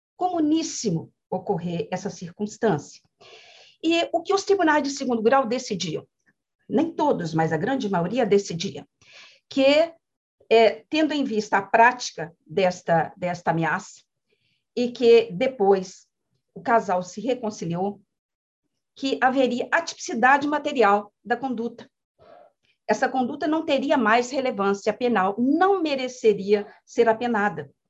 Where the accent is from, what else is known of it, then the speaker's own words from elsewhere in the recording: Minas Gerais, Brazil; eu sou mineira